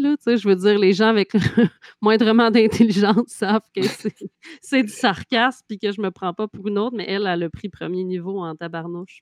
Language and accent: French; Trois-Pistoles, Quebec, Canada; also born or lived in Montreal; chez nous à Trois-Pistoles